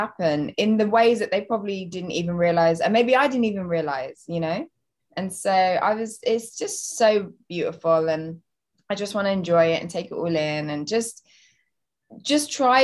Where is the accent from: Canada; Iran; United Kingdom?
United Kingdom; Southend-on-Sea, East of England; moved away as an adult; now in London, United Kingdom; I grew up just outside of London in, about an hour and a half in Essex, in a little seaside town called Southend-on-Sea. That's where I grew up.